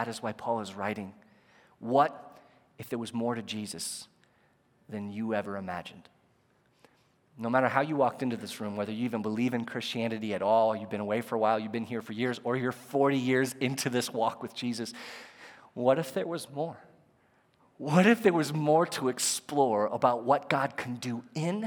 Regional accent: United States; As an American

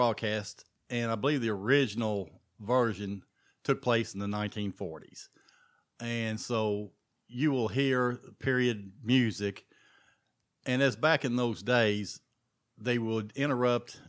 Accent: Frankfort, Kentucky, United States; also born or lived in Woodford County, Kentucky; I'm from Frankfort. Lived in Frankfort all my life

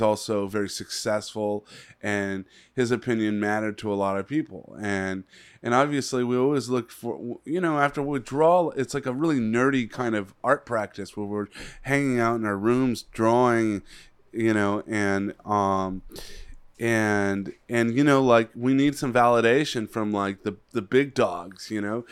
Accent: Los Angeles, California, United States; also born or lived in Palm Desert; when I was a little kid growing up in the San Fernando Valley

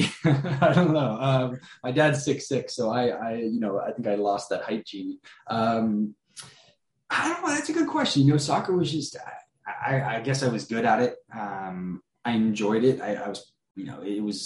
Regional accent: Sacramento, California, United States; I was born and raised in Sacramento, California

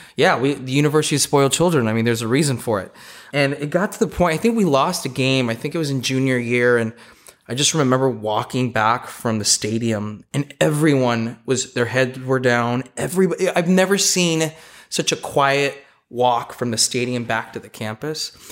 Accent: Los Angeles, California, United States; I grew up in Eagle Rock, which is in the Pasadena area, for those of you that don't know, the big Los Angeles basin

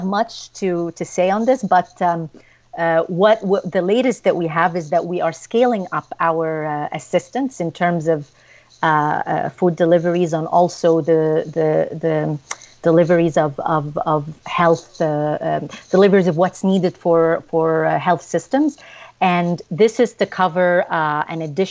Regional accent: Ottawa, Ontario, Canada; my hometown of Ottawa

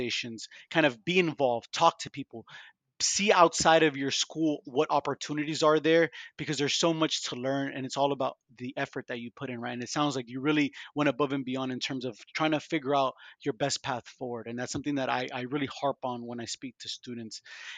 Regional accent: Miami, Florida, United States; also born or lived in Vancouver / Atlanta / Boston; I grew up in Miami, very culturally diverse place, but I've been moved around like yourself, Vancouver, Miami, Atlanta, Boston

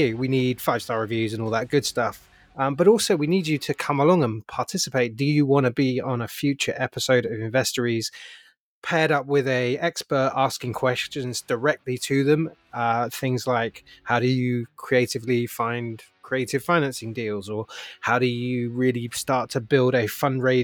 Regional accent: United Kingdom; now in United States; as a Brit

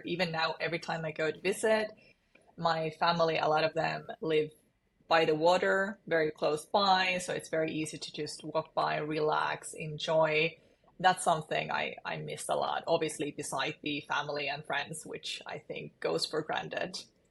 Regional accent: Kuopio, North Savo, Finland; now in Helsinki, Finland; So I'm currently in Helsinki, Finland, but this is not where I'm from. I'm from Eastern Finland, from a town called Kuopio, around 120,000 people, a bunch of lakes. So it's the kind of summer cottage capital of Finland, so to say, and spent all my youth over there

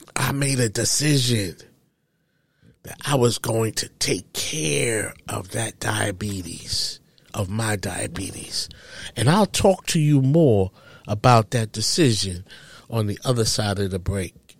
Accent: New York City, New York, United States; I loved growing up in Harlem

